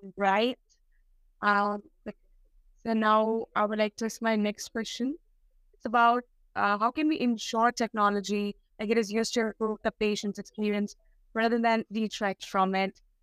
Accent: India; I'm from India, and which is a developing country.

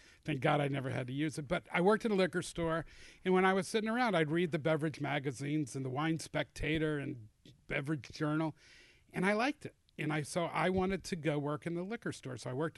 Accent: Atlanta, Georgia, United States; I am an Atlanta native, born and bred.

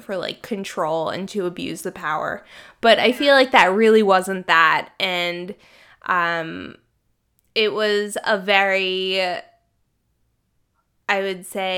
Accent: Maryland, United States; I'm from the East Coast, I'm from Maryland, like really close to Washington, D.C.

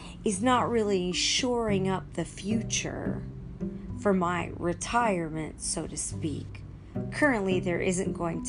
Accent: United States; So I was born in America, and I've lived most of my life in America.

